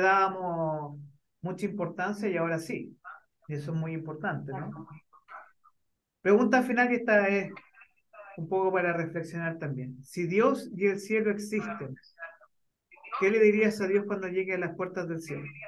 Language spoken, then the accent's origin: Spanish; Chile; siendo chileno